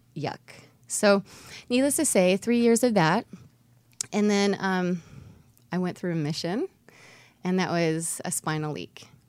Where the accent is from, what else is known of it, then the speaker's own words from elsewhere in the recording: Homestead, Florida, United States; South Florida